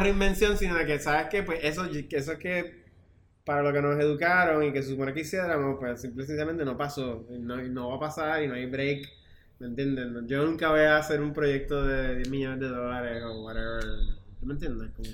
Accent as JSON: {"language": "Spanish", "country": "Puerto Rico", "also_born_or_lived": "Mexico / New York", "said": "somos nosotros, los puertorriqueños"}